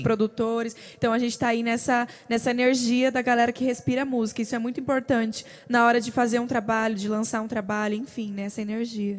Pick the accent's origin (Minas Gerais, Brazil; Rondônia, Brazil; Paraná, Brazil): Paraná, Brazil; São Miguel do Iguaçu; moved away as an adult; also born or lived in Maringá, Paraná; now in Goiânia, Brazil; nós somos naturais de São Miguel do Iguaçu, Paraná, que fica perto de Foz